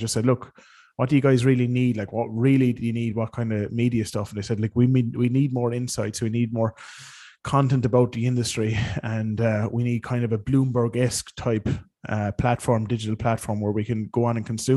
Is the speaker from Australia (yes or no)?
no; Ireland; also born or lived in West London; now in London, United Kingdom; I come from Ireland